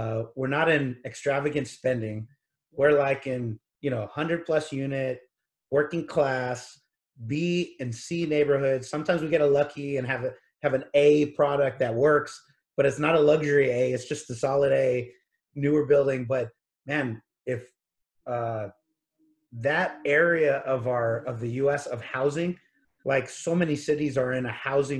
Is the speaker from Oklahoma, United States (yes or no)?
no; Corpus Christi, Texas, United States; now in San Antonio, United States; I grew up in Corpus Christi, Texas